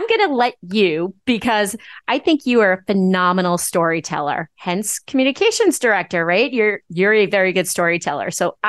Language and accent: English; Nassau County, Long Island, New York, United States; I grew up in Nassau County. I started my political career in Nassau County.